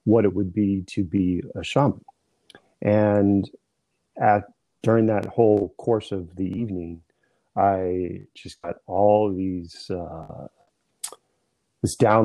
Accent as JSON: {"language": "English", "town": "San Diego", "region": "California", "country": "United States", "tie": "born or raised there", "moved": "yes", "lives_now": "East Coast, United States", "said": "My family's Irish, but I grew up in San Diego"}